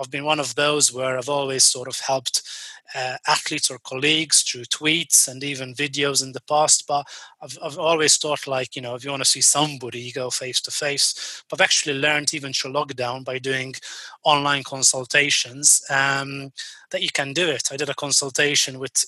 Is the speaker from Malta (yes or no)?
yes; Malta; now in United Kingdom; my home country, which is actually Malta